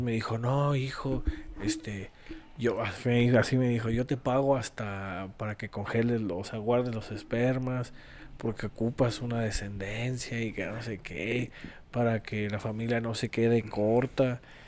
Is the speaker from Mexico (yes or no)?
yes; Mexico; como latinoamericanos, como mexicanos